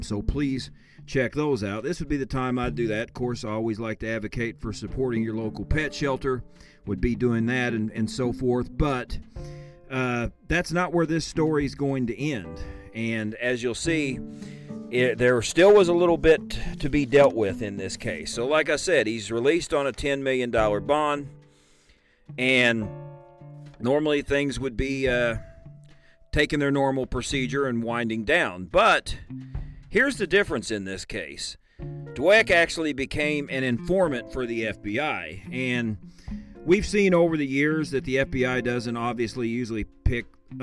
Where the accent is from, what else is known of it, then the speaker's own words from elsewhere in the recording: Illinois, United States; my home state of Illinois